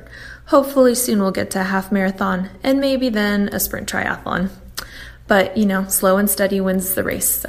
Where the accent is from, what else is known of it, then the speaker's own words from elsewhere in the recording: France; now in Huntington Beach, United States; living in Huntington Beach in Southern California. I work as a nurse practitioner. I was born and raised in France